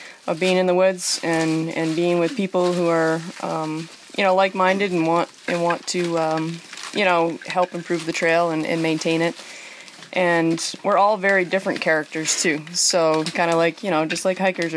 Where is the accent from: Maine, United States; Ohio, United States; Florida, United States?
Maine, United States; Readfield; I'm from Reedfield, Maine.